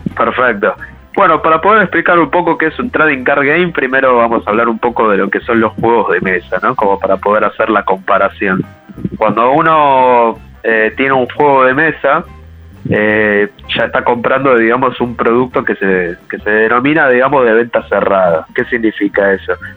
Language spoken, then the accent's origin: Spanish; Buenos Aires, Argentina; nosotros somos acá de Buenos Aires, eh, sobre todo de Capital Federal